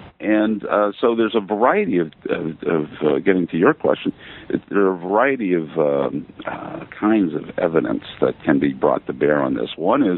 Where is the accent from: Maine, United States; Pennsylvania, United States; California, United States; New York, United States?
Maine, United States; We have a home on Peaks Island. I'm originally from Maine.